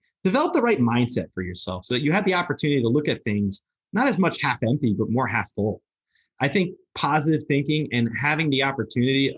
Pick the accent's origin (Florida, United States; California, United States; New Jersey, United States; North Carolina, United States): New Jersey, United States; Lodi; I'm from Lodi, New Jersey